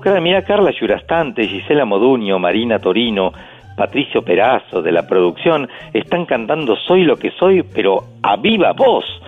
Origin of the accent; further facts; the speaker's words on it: Pehuajó, Buenos Aires Province, Argentina; yo soy de Peguajó